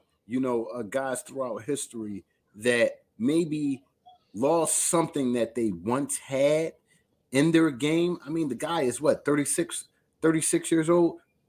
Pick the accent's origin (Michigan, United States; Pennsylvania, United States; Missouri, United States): Pennsylvania, United States; Philadelphia; I'm from North Philly.